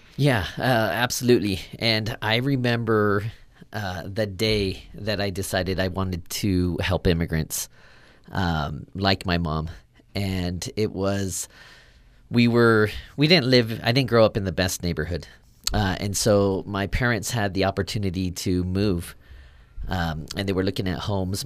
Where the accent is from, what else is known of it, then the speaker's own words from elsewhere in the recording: Sacramento, California, United States; moved away; I grew up in Sacramento, California, kind of inner city Sacramento